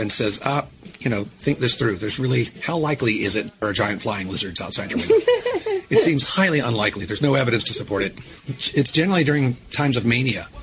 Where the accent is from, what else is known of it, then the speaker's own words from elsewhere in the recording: United States; being a American boy